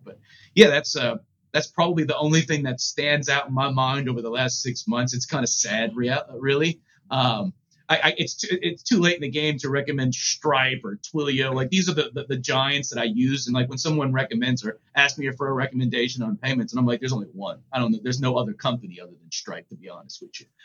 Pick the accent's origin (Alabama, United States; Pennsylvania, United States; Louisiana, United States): Louisiana, United States; New Orleans; growing up in New Orleans